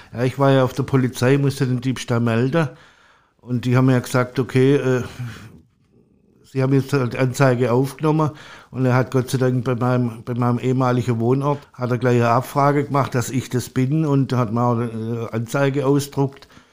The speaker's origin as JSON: {"language": "German", "area": "Stuttgart area", "region": "Baden-Württemberg", "country": "Germany", "moved": "as an adult", "lives_now": "Hamburg, Germany", "said": "Also ich komme aus dem Raum Stuttgart"}